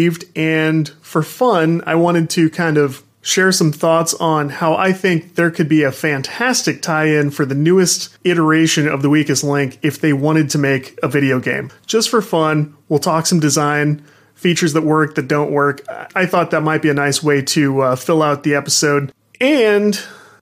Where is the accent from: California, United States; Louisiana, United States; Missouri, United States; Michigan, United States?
Missouri, United States; St. Louis; I am from the St. Louis region